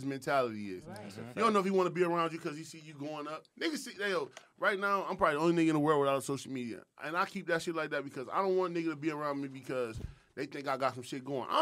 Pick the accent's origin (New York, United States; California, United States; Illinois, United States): New York, United States; also born or lived in Rochester; now in Atlanta, United States; I'm from New York